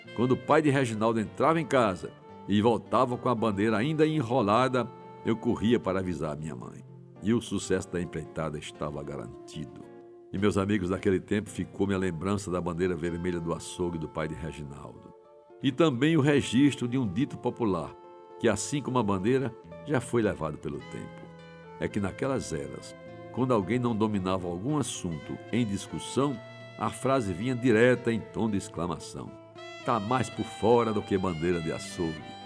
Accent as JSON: {"language": "Portuguese", "town": "João Pessoa", "region": "Paraíba", "country": "Brazil", "tie": "born or raised there", "said": "cresci em Jaguarime"}